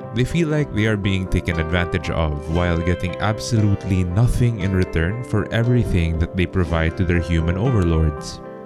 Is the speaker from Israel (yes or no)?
no; Philippines; my home country of the Philippines